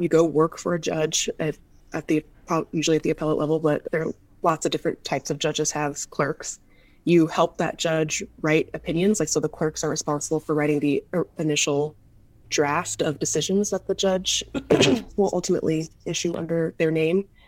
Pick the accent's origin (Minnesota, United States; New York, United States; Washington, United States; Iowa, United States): Washington, United States; Seattle; moved away; I grew up in Seattle